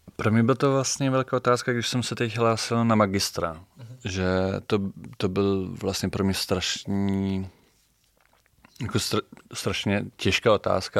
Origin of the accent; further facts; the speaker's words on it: Bremen, Germany; Czech is a second language; moved away as an adult; now in Prague, Czech Republic; Já jsem se narodil v Brémách